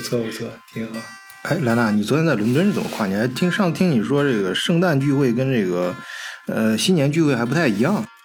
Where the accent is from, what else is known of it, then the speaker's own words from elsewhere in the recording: China; now in Germany; 我们中国人最熟悉的这个饮食业